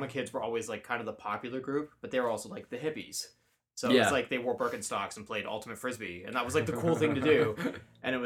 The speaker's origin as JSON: {"language": "English", "town": "Ottawa", "region": "Ontario", "country": "Canada", "said": "I'm from Ottawa."}